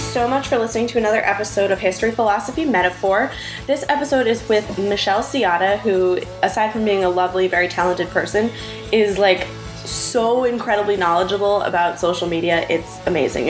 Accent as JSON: {"language": "English", "town": "Boston", "region": "Massachusetts", "country": "United States", "tie": "born or raised there", "said": "I grew up in Boston"}